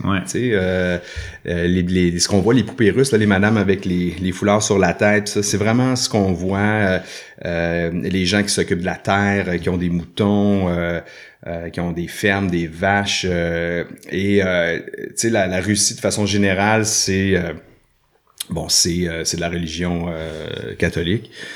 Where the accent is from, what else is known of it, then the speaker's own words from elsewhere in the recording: Sainte-Thérèse, Quebec, Canada; also born or lived in Saint-Jérôme / Saint-Sauveur; now in Joliette, Canada; je, suis né à Saint-Jérôme, à l'hôpital de Saint-Jérôme. J'ai grandi à Sainte-Thérèse, en fait, dans les Basses-Laurentides